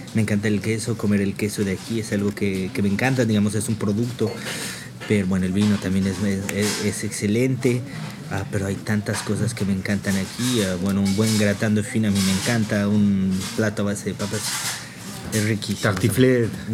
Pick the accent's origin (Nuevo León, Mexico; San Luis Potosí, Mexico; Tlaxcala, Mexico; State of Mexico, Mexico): State of Mexico, Mexico; Toluca; moved away as an adult; also born or lived in Tenango del Valle / Paris region, France; now in France; yo soy de Toluca